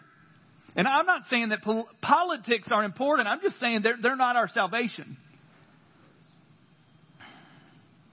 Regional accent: the South, United States; I grew up in the South. Christianity to me, the first 18 years of my life, was a system of rules.

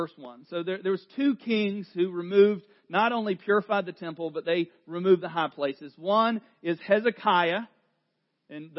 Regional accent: North Carolina, United States; accent: southern; I am from North Carolina

